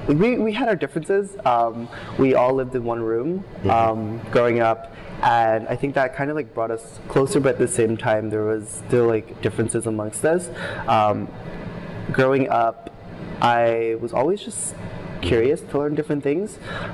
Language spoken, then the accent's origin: English; Philadelphia, Pennsylvania, United States; accent: Philly accent; Yeah, so I was born and raised in Philadelphia.